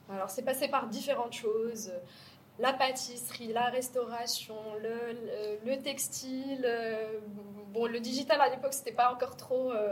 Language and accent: French; Casablanca, Casablanca-Settat, Morocco; moved away as an adult; also born or lived in France; je, suis née, j'ai grandi à Casa.